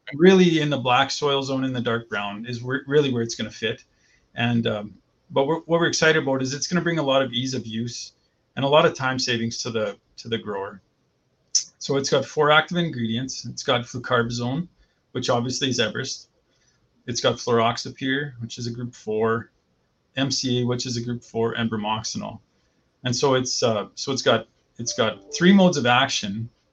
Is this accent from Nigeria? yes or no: no; Vegreville, Alberta, Canada; moved away as an adult; now in Saskatchewan, Canada; born and raised in Vegreville